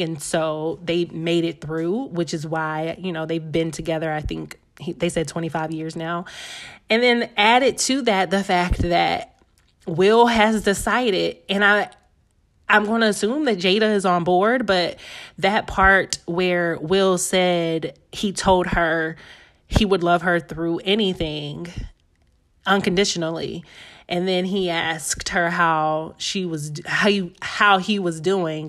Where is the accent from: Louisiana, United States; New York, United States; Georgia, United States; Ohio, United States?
Georgia, United States; Atlanta; I'm from Atlanta